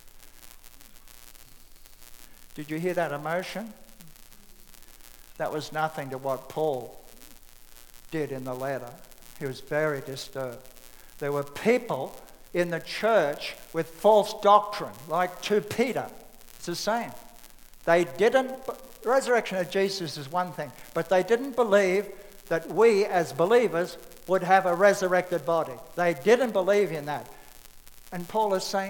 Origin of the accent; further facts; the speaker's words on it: Australia; I'm an Australian